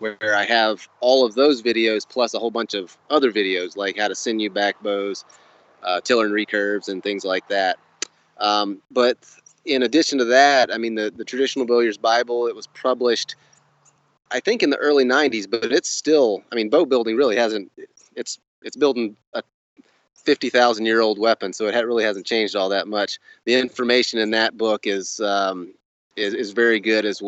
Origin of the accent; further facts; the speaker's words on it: Northwest Florida, United States; I grew up on a ranch in Northwest Florida